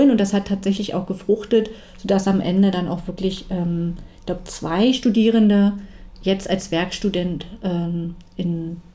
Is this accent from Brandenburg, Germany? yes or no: yes; Brandenburg, Germany; in der gesamten Prignitz, ähm, was ja auch meine Heimat ist